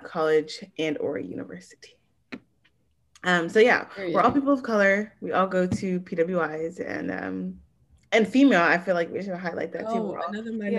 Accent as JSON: {"language": "English", "area": "Prince George's County", "region": "Maryland", "country": "United States", "said": "we're from Prince George's County, Maryland, which is a very, very diverse area"}